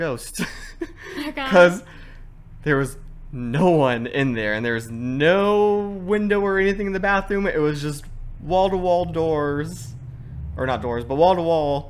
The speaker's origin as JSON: {"language": "English", "area": "Manteca, Brentwood, Discovery Bay", "region": "California", "country": "United States", "tie": "born or raised there", "also_born_or_lived": "San Francisco / Los Angeles / Anaheim", "said": "we moved from Manteca to Brentwood to Discovery Bay"}